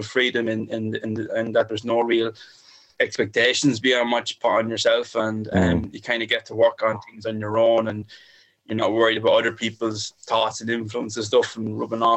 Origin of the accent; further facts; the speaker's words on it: Ireland; now in Bagenalstown, Ireland; my hometown of Tye, which is down the road